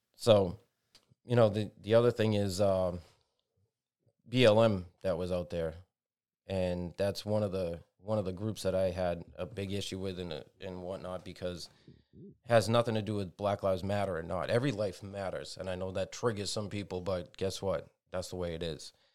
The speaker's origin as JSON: {"language": "English", "country": "United States", "said": "We're all Americans"}